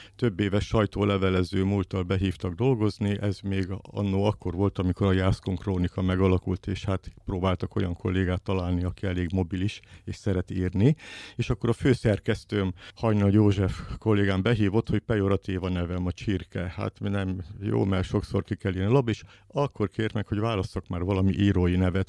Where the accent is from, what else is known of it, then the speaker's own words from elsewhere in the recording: Szolnok, Jász-Nagykun-Szolnok, Hungary; Szolnokon nőttem fel, a szolnoki vagyok